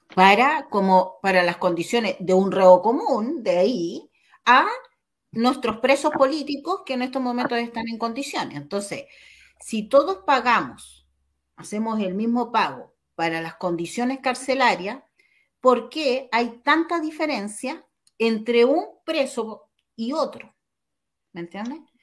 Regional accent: Chile; como chilenos

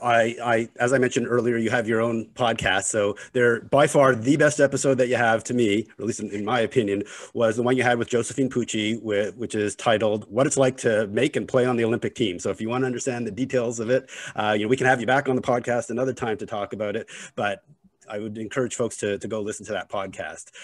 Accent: Montreal, Quebec, Canada; I grew up in Montreal.

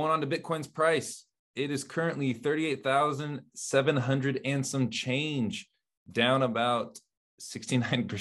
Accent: United States; I'm from the United States

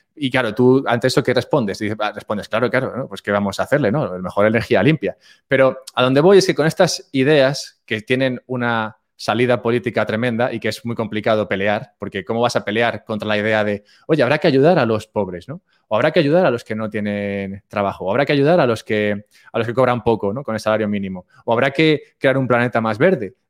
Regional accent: Madrid, Community of Madrid, Spain; moved away as an adult; now in Andorra; yo nací, nací en Madrid y aunque ahora no vivo en España, me mudé hace poco a Andorra

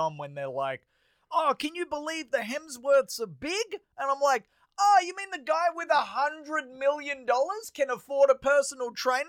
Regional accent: Australia; because I'm Australian

